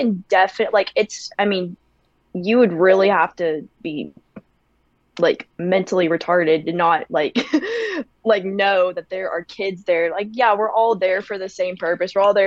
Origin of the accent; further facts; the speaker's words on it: Oklahoma, United States; I'm from Oklahoma